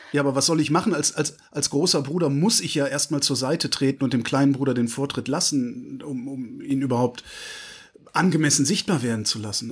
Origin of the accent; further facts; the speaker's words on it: near Cologne, North Rhine-Westphalia, Germany; Ich komme aus hm. Westdeutschland, also ich bin in der Nähe von Köln groß geworden